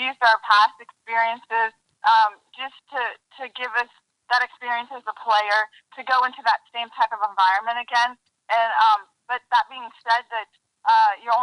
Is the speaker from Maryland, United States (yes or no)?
yes; Maryland, United States; also born or lived in North Carolina; now in Louisiana, United States; I'm originally from Maryland, and I kept moving my way down south